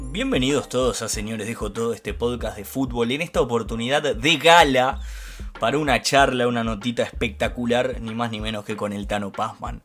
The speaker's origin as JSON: {"language": "Spanish", "country": "Uruguay", "said": "como uruguayo"}